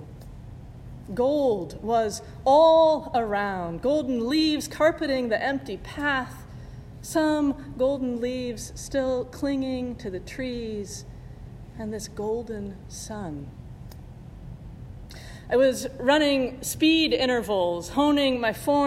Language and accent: English; Indiana, United States; moved away; my family and I had flown back to Indiana, to my hometown